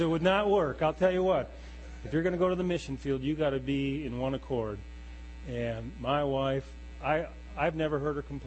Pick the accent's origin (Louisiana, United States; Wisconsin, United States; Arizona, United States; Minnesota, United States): Wisconsin, United States; Wausau; also born or lived in Appleton, Wisconsin / Milwaukee, Wisconsin / Waukesha, Wisconsin; I was born and raised in Wausau, Wisconsin.